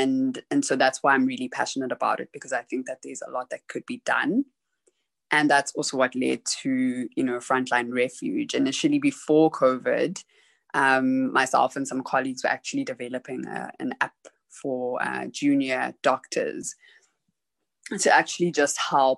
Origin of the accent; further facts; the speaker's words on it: South Africa; born there; also born or lived in Zimbabwe; Originally, I am Zimbabwean South African, so I was born in South Africa, but half of my family is Zimbabwean